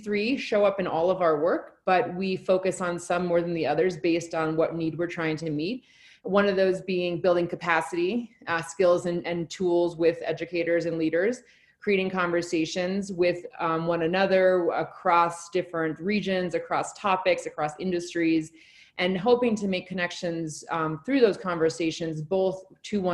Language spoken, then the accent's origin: English; Alaska, United States; now in Colorado, United States; I'm from Alaska originally, so I went through Washington a lot when I was growing up